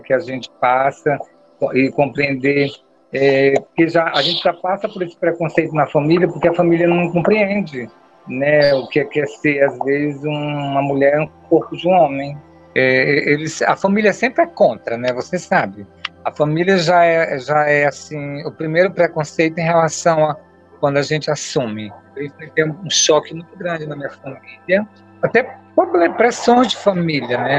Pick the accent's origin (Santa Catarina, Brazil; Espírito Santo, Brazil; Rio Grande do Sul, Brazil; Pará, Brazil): Pará, Brazil; Altamira; now in São Paulo, Brazil; eu sou natural de Altamira, Pará, né, uma cidade pacata do interior do Pará